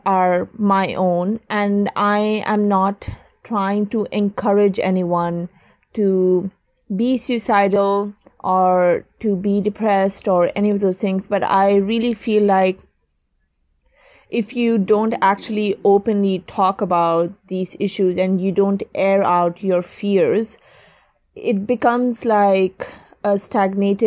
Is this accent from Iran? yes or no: no; Oman; moved away as an adult; also born or lived in London, United Kingdom; I was born and raised in Oman, but my family is originally from Pakistan.